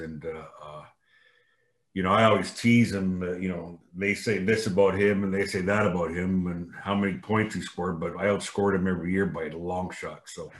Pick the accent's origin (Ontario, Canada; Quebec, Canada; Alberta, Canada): Ontario, Canada; Windsor; now in Gig Harbor, United States; my hometown's Windsor.